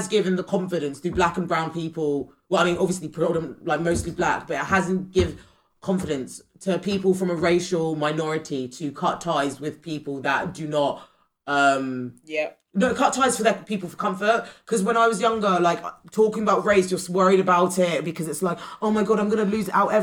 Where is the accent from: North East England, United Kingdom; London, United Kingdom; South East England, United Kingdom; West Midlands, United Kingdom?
South East England, United Kingdom; Windsor; I was brought up in Windsor